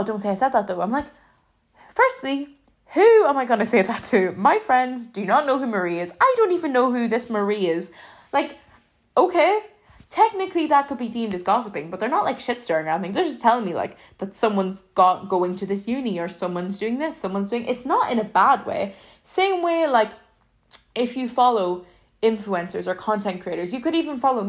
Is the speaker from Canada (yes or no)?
no; Ireland; I'm from Ireland